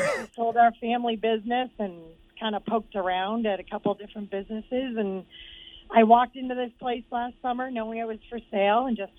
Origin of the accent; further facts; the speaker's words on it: Sanford, Maine, United States; I grew up in Sanford